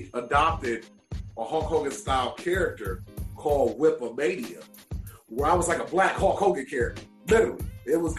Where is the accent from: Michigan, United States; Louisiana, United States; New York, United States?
Michigan, United States; Detroit; I was from the Detroit area